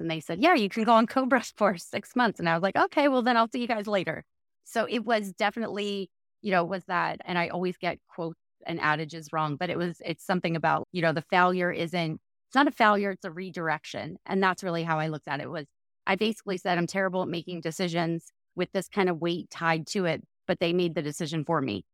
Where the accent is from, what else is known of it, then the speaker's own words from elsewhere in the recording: New Jersey, United States; I grew up in South Jersey